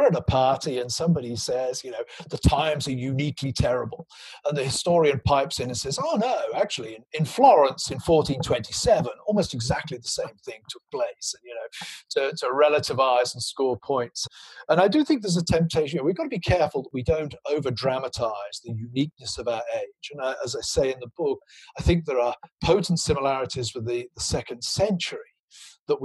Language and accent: English; Gloucestershire, South West England, United Kingdom; moved away; my hometown in Gloucestershire